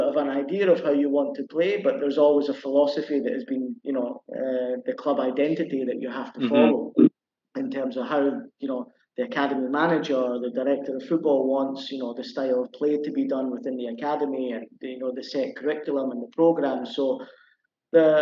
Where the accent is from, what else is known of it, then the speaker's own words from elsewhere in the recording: Edinburgh, Scotland, United Kingdom; moved away as an adult; now in Cambodia; I'm from Edinburgh in Scotland, so my local team is Hearts.